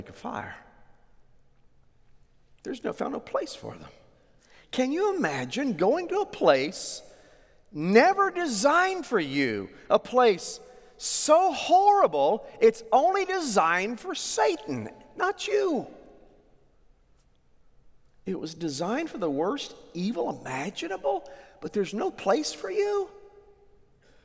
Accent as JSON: {"language": "English", "region": "Oklahoma", "country": "United States", "tie": "born or raised there", "said": "I grew up in Oklahoma"}